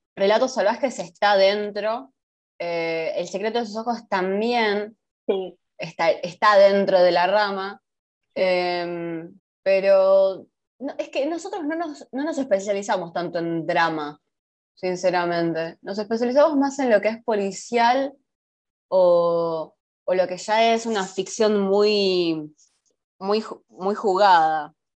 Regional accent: Argentina; acá los argentinos vamos, o sea, literalmente acá en Argentina

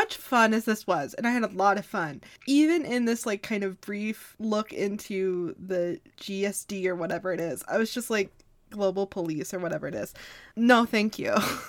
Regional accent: United States; as like an American

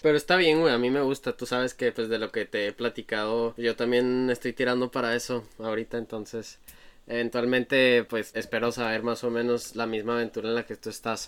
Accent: Chihuahua, Mexico; yo he estado en Chihuahua toda mi vida

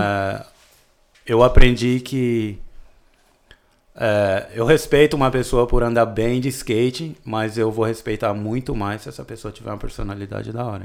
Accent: São Paulo, Brazil; also born or lived in Petrolina, Pernambuco; mudei para São Paulo quando eu tinha oito anos

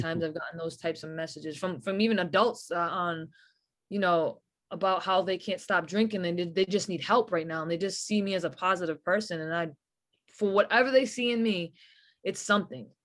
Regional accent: New England, United States; especially being from New England.

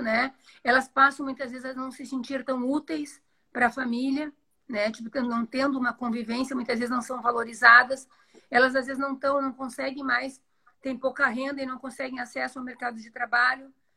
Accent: Rio Grande do Sul, Brazil; moved away as an adult; now in Joinville, Brazil; eu sou do Rio Grande do Sul, fiz minha formação lá, mas já moro em Joinville tem 18 anos.

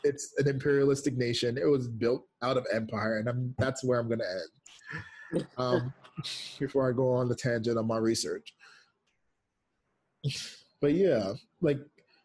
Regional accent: United States; also born or lived in Jamaica; I am Jamaican raised in America

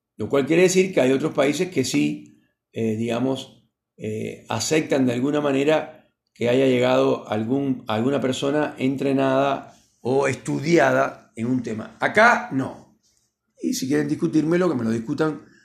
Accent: Argentina

